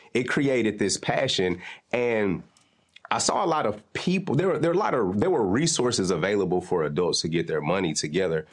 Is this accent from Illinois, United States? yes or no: no; Nashville, Tennessee, United States; I'm from North Nashville